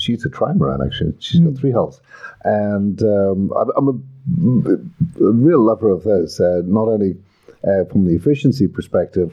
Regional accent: Ireland; I'm Irish

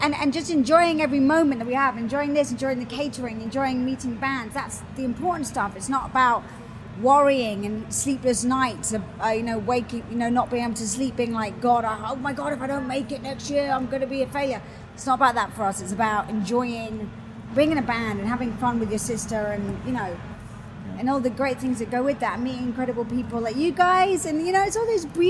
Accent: London, United Kingdom; moved away as an adult; now in Los Angeles, United States; I'm from London.

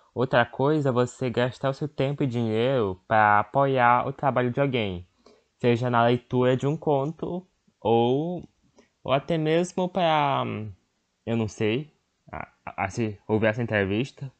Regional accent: Northeast Region, Brazil; a minha terra, onde eu vivi

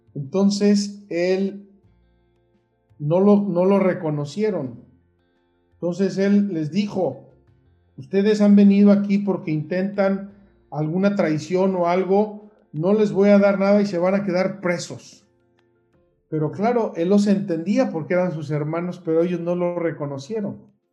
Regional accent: Puebla, Mexico; moved away as an adult; also born or lived in Jerusalem; soy originario de Puebla

